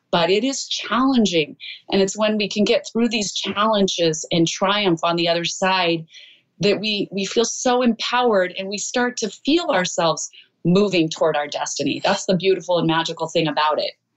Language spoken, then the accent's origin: English; Idaho, United States; moved away; I'm a girl from Idaho